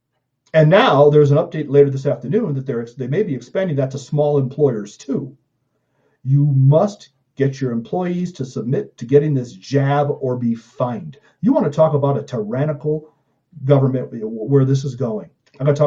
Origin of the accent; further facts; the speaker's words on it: Chicago, Illinois, United States; I'm from Chicago.